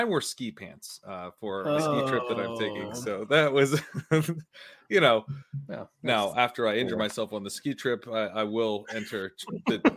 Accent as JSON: {"language": "English", "region": "Delaware", "country": "United States", "said": "I'm from Delaware."}